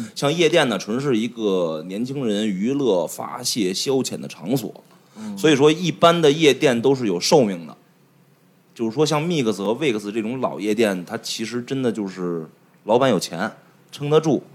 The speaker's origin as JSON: {"language": "Chinese", "area": "Gongti West Road", "region": "Beijing", "country": "China", "tie": "born or raised there", "said": "因为毕竟从小在那儿住嘛"}